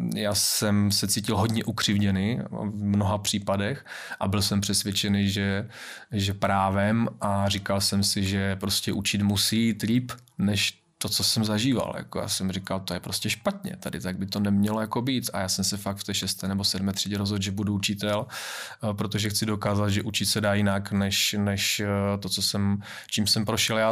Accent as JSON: {"language": "Czech", "town": "Valašské Meziříčí", "region": "Zlín Region", "country": "Czechia", "said": "jsem Valach"}